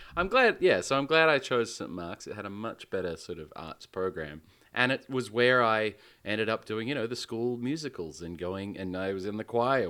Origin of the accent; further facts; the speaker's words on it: Western Australia, Australia; the only art gallery and museum in my home state, the Art Gallery